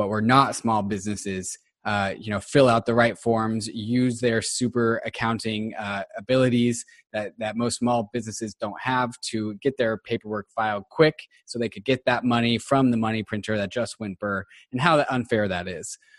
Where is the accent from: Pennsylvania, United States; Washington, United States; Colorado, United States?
Washington, United States; Seattle; also born or lived in Los Angeles; And I'm from Seattle